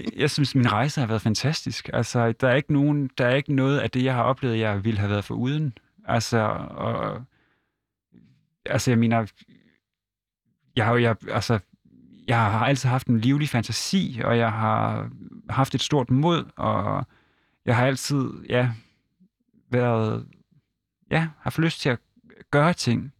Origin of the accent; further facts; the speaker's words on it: Hirtshals, North Denmark Region, Denmark; et godt hjem op i Vendsyssel